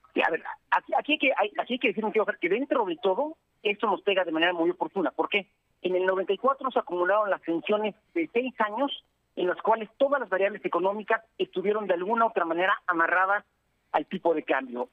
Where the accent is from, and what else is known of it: Mexico